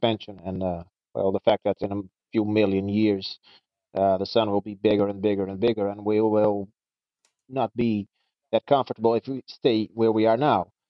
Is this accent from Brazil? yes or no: yes; Brazil; I'm from Brazil.